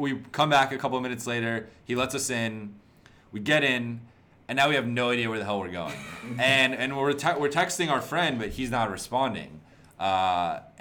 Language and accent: English; Agoura Hills, California, United States; I grew up in Agoura, which is like 5 minutes from Calabasas